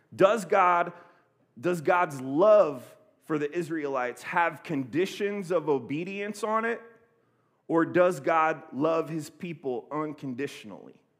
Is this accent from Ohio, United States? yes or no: yes; Columbus, Ohio, United States; moved away; also born or lived in Oceanside, California; I'm from Columbus, Ohio, and uh, I grew up kind of in the inner, inner city of Columbus